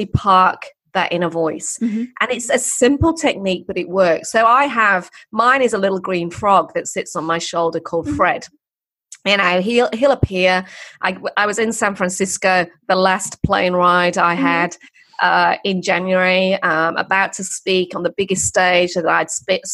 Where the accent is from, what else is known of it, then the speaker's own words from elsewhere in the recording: England, United Kingdom; I'm English. There's English heritage too. So I've got those ancestral north of England, poor kid voices